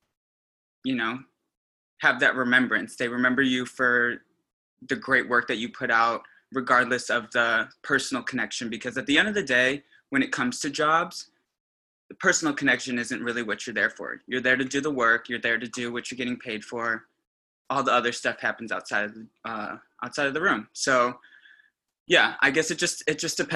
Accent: Des Plaines, Illinois, United States; I'm originally from Chicago, northwest suburb called Des Plaines.

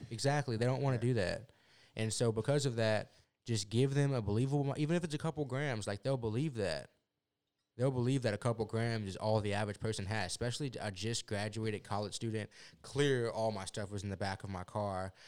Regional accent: Houston, Texas, United States; also born or lived in Lubbock, Texas; It's a nine-hour drive about to South Houston from Lubbock

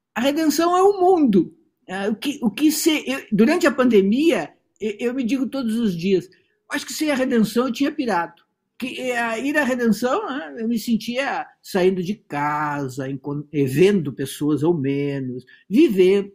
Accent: Santana do Livramento, Rio Grande do Sul, Brazil; moved away as an adult; now in Porto Alegre, Brazil; eu não sou de Porto Alegre, eu nasci em Santana do Livramento, cheguei aqui com 17 anos

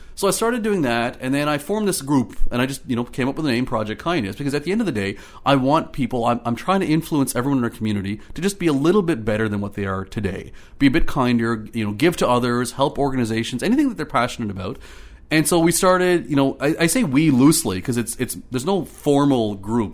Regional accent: Ottawa, Ontario, Canada; moved away as an adult; also born or lived in the Prairies / British Columbia / Marystown, Newfoundland / Clarenville, Newfoundland; now in Newfoundland, Canada; I grew up in Ottawa. I grew up in Orleans in the east end of Ottawa

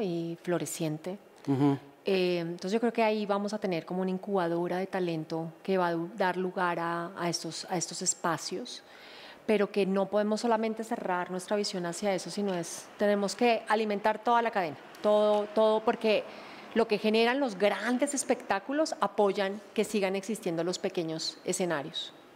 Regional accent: Colombia; todos somos colombianos

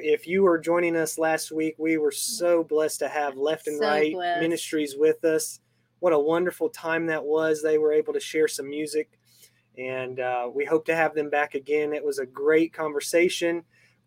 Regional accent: Arizona, United States; moved away; I'm from Arizona, so I miss that desert landscape

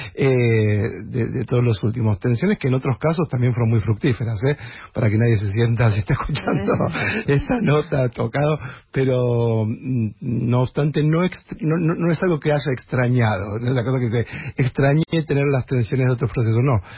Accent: Buenos Aires, Argentina; nosotros somos porteños

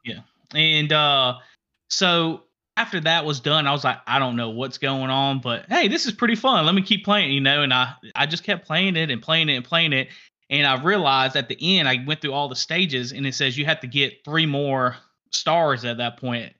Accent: Alabama, United States; We're from Alabama

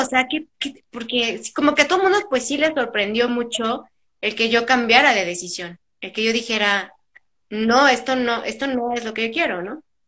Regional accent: Tlalnepantla, State of Mexico, Mexico; also born or lived in Monterrey; yo nací por trabajo de mi papá en Monterrey, pero desde muy chiquita nos venimos aquí a, pues a la ciudad. Pero en realidad yo crecí en el Estado de México, en Tlalnepantla

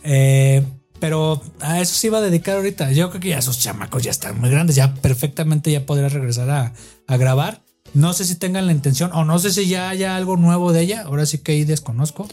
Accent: Guadalajara, Jalisco, Mexico; allá de donde yo soy de Guadalajara

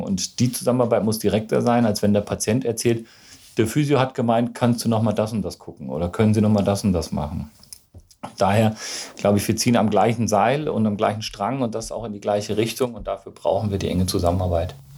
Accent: Gießen, Hesse, Germany; moved away as an adult; now in Freiburg, Germany; Ich komme ursprünglich aus Gießen, das ist im schönen Mittelhessen

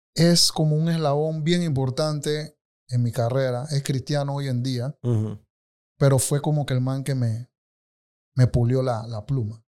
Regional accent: Colón, Panama; moved away as an adult; now in Panama City, Panama; sí nací y crecí en Colón, en Río Alejandro

